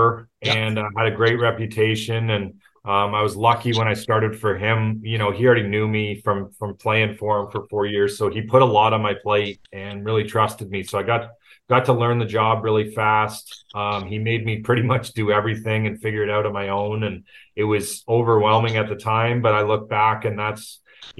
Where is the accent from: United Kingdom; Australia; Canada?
Canada; Markham, Ontario; moved away as an adult; also born or lived in Las Vegas; born and raised in Toronto, actually just north of Toronto in Markham